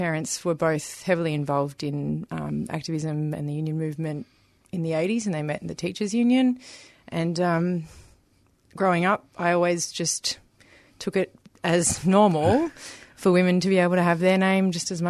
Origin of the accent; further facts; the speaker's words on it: Moonee Ponds, Victoria, Australia; I have really fond memories of growing up in Moonee Ponds and having like a really, really good group of very diverse friends